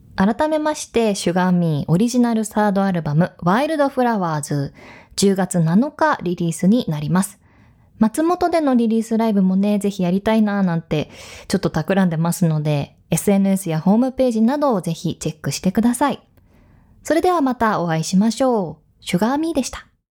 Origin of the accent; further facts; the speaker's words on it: Hokkaido, Japan; moved away; そんな大好きなふるさと北海道なんですが